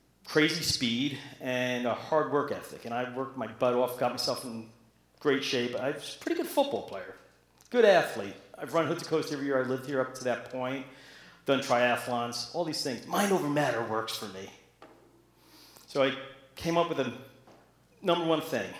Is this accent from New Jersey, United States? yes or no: yes; New Jersey, United States; I'm from New Jersey